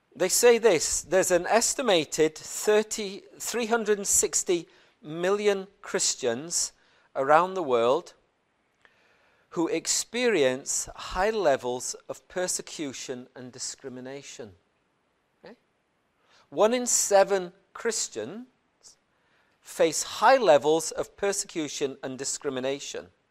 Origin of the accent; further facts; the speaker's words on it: Plateau, Nigeria; I was born in Plateau State in the middle of Nigeria